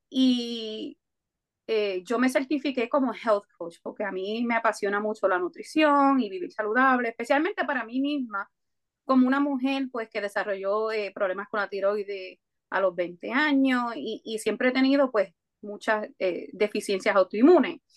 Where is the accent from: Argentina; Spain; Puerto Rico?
Puerto Rico; Coamo; also born or lived in New Jersey, United States; Eh, yo eh, aunque nací en Estados Unidos, en New Jersey, me mudé para Puerto Rico a los siete años y allá me crié en, el pueblito de Cuamo.